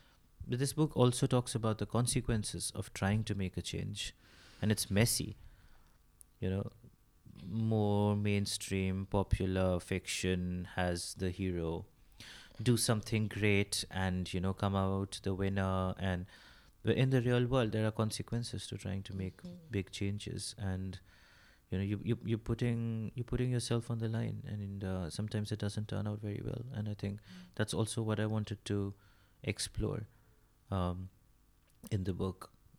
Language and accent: English; India; first language Bengali; English is a second language; I probably pull out something in my mother tongue.